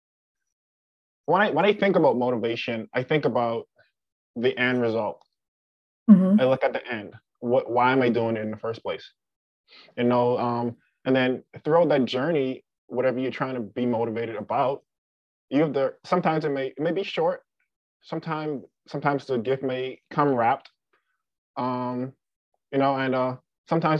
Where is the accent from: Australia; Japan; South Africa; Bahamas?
Bahamas; moved away as an adult; now in South Dakota, United States; I am from the Bahamas.